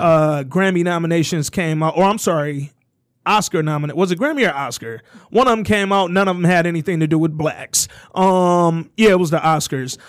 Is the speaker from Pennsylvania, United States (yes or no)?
no; Alabama, United States; I'm from Alabama